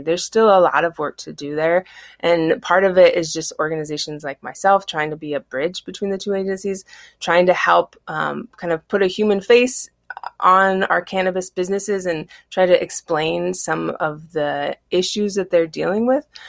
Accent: Battle Ground, Washington, United States; I grew up in Battleground

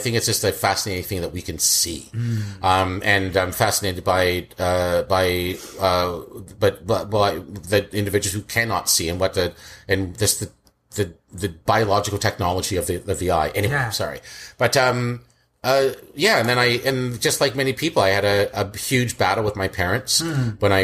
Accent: Scarborough, Ajax, Pickering, Ontario, Canada; also born or lived in Kingston, Jamaica; We moved quite a bit. I was in East End, like Scarborough, West Hill

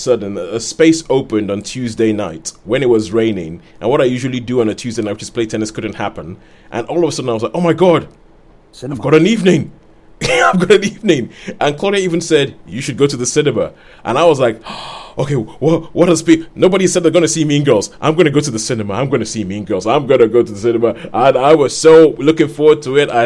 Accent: Nigeria; moved away; when I was growing up in Nigeria

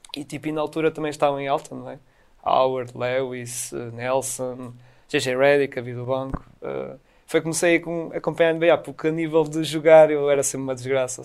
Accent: Portugal; a equipa da minha terra, o CD Póvoa

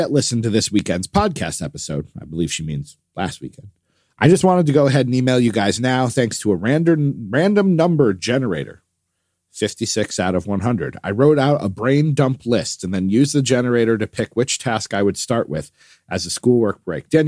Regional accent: Texas, United States; it will also snow in my hometown in Texas next week, which is seven hours south of me and near Houston.

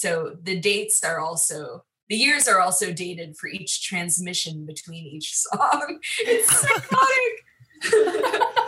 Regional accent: Long Island, New York, United States; I'm from Long Island

